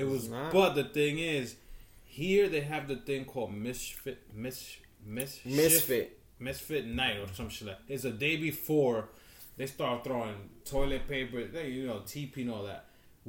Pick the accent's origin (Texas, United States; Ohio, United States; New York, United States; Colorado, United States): New York, United States; moved away as an adult; now in Cliffside Park, New Jersey, United States; I grew up in New York.